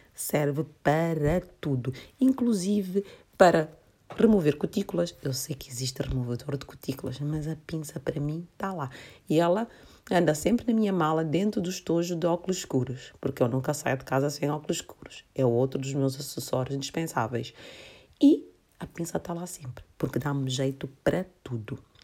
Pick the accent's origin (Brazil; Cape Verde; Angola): Cape Verde; Santiago; moved away; eu sou cabo-verdiana, nós em Cabo Verde celebramos muito o carnaval